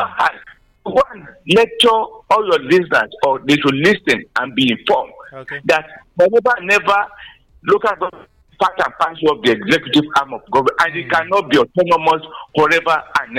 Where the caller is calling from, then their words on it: Ijako, Ogun State, Nigeria; I'm calling from Ijako, Songo here.